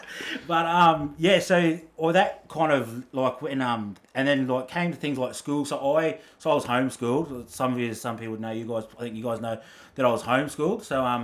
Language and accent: English; Brisbane, Queensland, Australia; also born or lived in Auckland, New Zealand / Redcliffe; So moved to Brizzy, bro. Grew up in Brizzy.